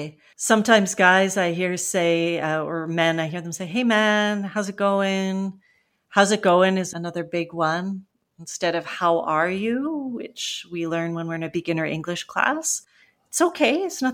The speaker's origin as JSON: {"language": "English", "region": "British Columbia", "country": "Canada", "tie": "born or raised there", "accent": "West Coast of Canada", "said": "I grew up in British Columbia in Canada, so I definitely have an accent of someone from the west coast of Canada and some of the vocabulary, the regional vocabulary that goes along with that as well, and Canadian Englishisms, which are their own little things."}